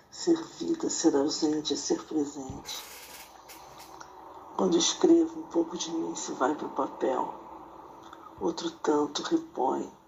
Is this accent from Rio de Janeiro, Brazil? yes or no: yes; Rio de Janeiro, Brazil; moved away as an adult; now in Maringá, Brazil; Tenho 61 anos, vim do Rio de Janeiro, estou morando em Maringá há 28 anos